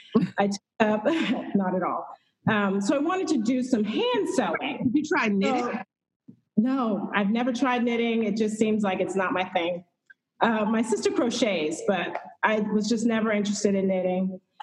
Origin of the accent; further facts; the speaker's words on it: Houston, Texas, United States; moved away as an adult; also born or lived in Northern Virginia; I'm originally from Houston, Texas